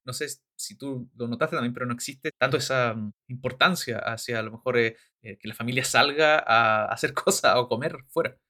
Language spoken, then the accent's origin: Spanish; Chile; moved away; por estar ya harto tiempo fuera de Chile